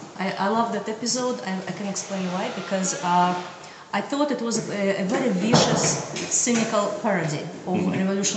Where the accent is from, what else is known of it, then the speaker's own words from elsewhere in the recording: Russia; now in United States; Originally from Russia, but from United States.